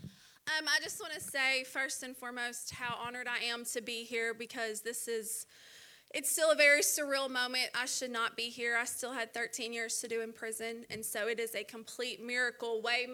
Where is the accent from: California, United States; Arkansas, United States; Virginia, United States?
Arkansas, United States; Little Rock; also born or lived in Dallas, Texas; we ended up coming and staying in Little Rock when I was young, and that's where I grew up.